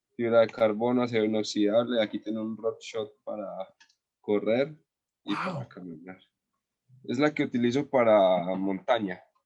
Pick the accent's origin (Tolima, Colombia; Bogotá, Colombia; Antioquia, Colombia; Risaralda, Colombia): Antioquia, Colombia; Andes; es acá en mi pueblo, en Andes